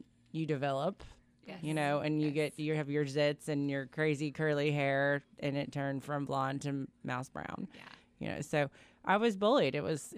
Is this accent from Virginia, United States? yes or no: no; Florida, United States; we're from Florida.